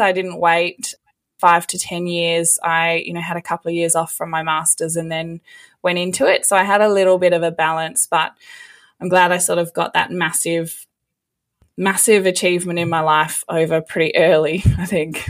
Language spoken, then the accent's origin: English; Western Australia, Australia; I actually got a job back in my hometown in Western Australia at the museum there